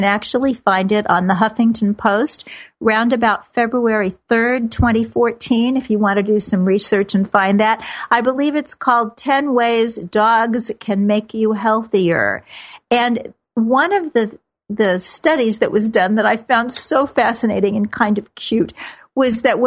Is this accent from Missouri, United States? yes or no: yes; Kansas City, Missouri, United States; moved away; I grew up in Kansas City where football is a sacrament